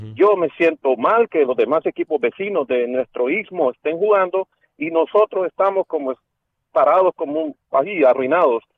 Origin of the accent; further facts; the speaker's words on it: El Salvador; now in Dallas, United States; soy salvadoreño